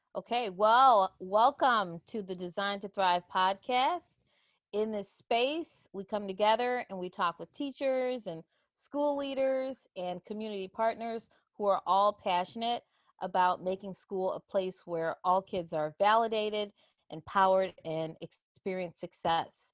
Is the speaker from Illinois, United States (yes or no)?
yes; Chicago, Illinois, United States; Chicago, and, and that's my hometown